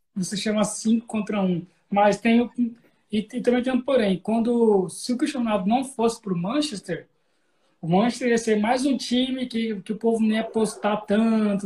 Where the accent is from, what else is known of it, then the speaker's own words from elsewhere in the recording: São Paulo, Brazil; also born or lived in Cuiabá, Mato Grosso; Eu nasci em Cuiabá. Mas também cresci em São Paulo, então, né, sou paulista cuiabano